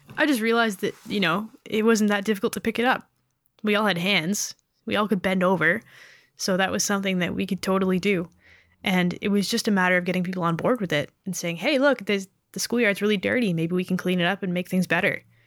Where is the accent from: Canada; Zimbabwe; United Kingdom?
Canada; Being born Canadian